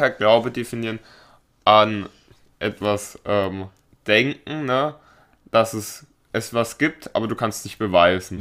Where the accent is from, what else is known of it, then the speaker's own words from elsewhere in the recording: Baden-Baden, Baden-Württemberg, Germany; bei uns in Baden-Baden